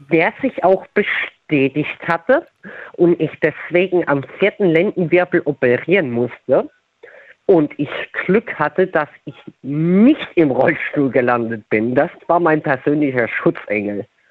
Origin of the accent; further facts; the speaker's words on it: Tiefenthal, Rhineland-Palatinate, Germany; ich bin aus Tiefental.